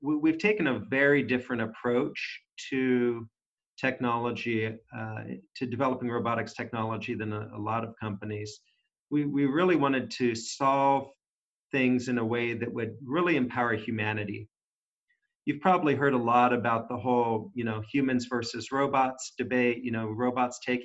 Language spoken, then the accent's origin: English; San Jose, California, United States; being born in San Jose, California, was, you know, I was there prior to it being called Silicon Valley